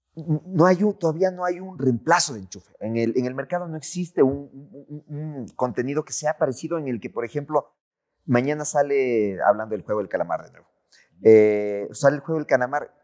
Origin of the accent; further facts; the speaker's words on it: Ecuador; nosotros como ecuatorianos